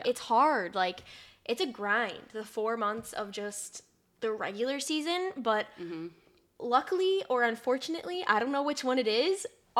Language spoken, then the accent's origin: English; Stoughton, Wisconsin, United States; I grew up in Stoughton, Wisconsin. So shout out, Wisconsin. Big wrestling town.